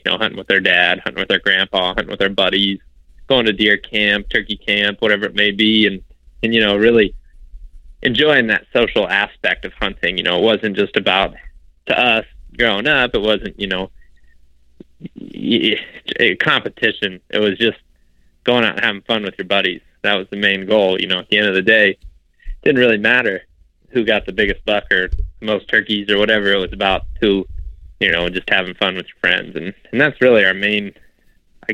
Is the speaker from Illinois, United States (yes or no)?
no; Northwest Ohio, United States; moved away; I'm from Ohio originally, grew up in Northwest Ohio